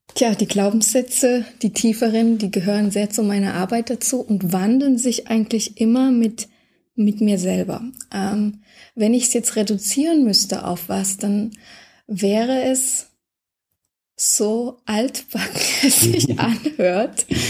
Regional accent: Germany; ich bin aufgewachsen in der DDR, hm, okay. die ersten zwölf Jahre

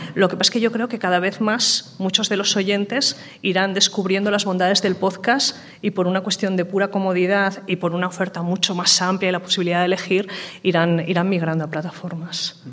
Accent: Aragon, Spain; somos de Aragón y es una comunidad autónoma con un medio rural muy amplio

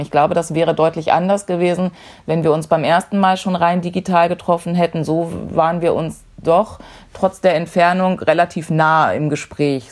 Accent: Dortmund, North Rhine-Westphalia, Germany; 42 Jahre, komme aus Dortmund, bin in der Fanszene von Borussia Dortmund verwurzelt

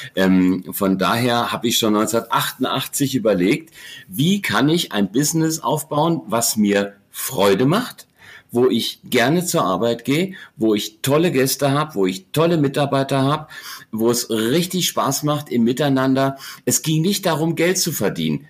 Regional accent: Germany; also born or lived in Heidelberg; ich bin ähm, typisches Wirtshauskind, im, im Wirtshaus äh, aufgewachsen, groß geworden, ähm, am, am Ende der Welt in der Rhön

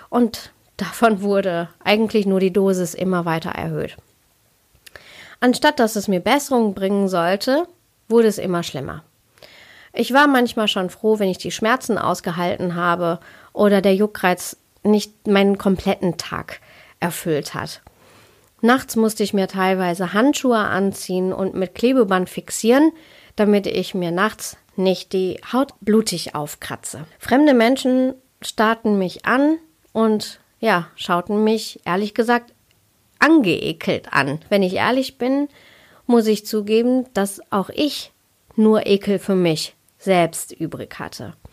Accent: North Rhine-Westphalia, Germany; Ich bin in Deutschland geboren und aufgewachsen. Also ich bin ein Kind des Ruhrpots. Und meine Eltern, die kommen aus Kerala, aus Südindien.

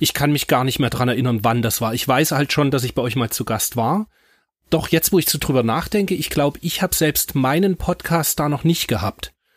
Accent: East Germany, Germany; moved away; also born or lived in Munich; ich bin ja ein Kind des Ostens

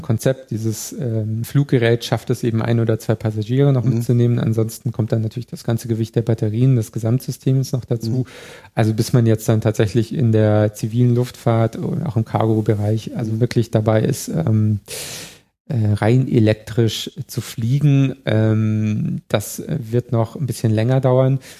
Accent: Chiemgau, Bavaria, Germany; now in Berlin, Germany; ich komme aus dem Chiemgau, wenn ich zum nächsten See gefahren bin, bin ich über drei Hügel gefahren

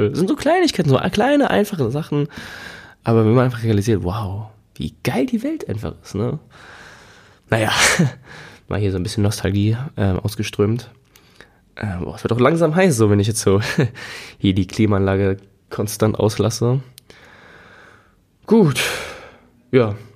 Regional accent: Germany; Und ich meine, hier als Deutsche, glaube ich, geht's noch.

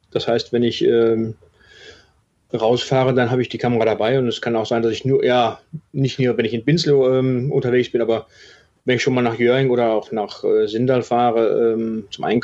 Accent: Wetter, North Rhine-Westphalia, Germany; also born or lived in Herdecke; Ja, gebürtig bin ich äh, Deutscher. Ah, okay. Bin in äh, Herdecke an der Ruhr geboren, habe die ersten äh, paar Jahre meines Lebens in Wetter an der Ruhr gelebt, bin dann weiter mit meinen Eltern nach Herden, auch in, im Ruhrgebiet.

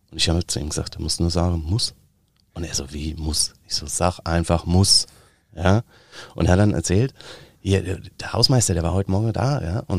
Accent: Bavaria, Germany; ich bin in der Nähe von Bad Tölz aufgewachsen, das ist bayerisch.

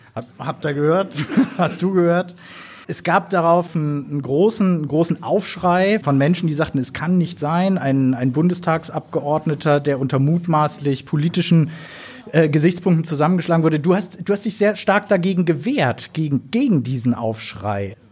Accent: Berlin, Germany; ich komme selber aus Berlin

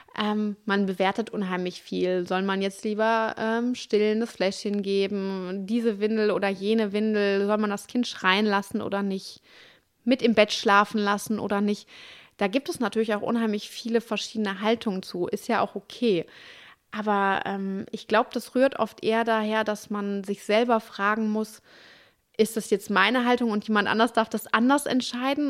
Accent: Duisburg, North Rhine-Westphalia, Germany; also born or lived in Dortmund / Cologne

